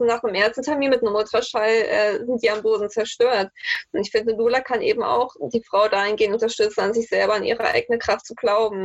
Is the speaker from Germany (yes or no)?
yes; the East, eastern Germany, Germany; moved away as an adult; now in Frankfurt, Germany; ich komme ja eigentlich aus dem Osten